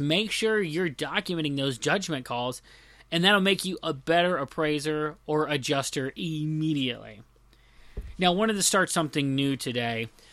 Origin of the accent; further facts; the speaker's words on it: the South, United States; I'm from the South